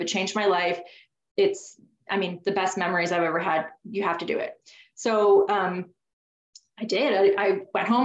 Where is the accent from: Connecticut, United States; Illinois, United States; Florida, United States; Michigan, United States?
Connecticut, United States; I grew up in Connecticut. That's where I'm from.